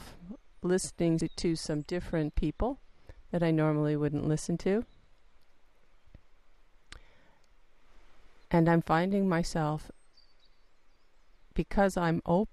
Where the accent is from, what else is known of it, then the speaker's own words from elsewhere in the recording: United States; accent: American; I'm an American, I think everybody knew that from my accent